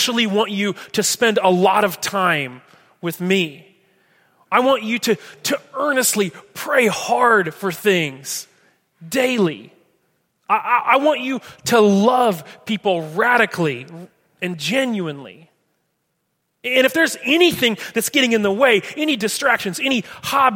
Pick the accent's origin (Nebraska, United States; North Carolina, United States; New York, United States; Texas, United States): Nebraska, United States; Atkinson; moved away; I love my hometown. I love Atkinson